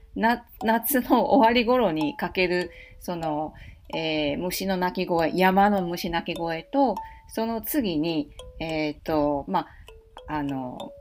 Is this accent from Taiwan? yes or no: yes; Taipei, Taiwan; now in Osaka, Japan; 台北、台湾台北の中心部生まれ育ちなので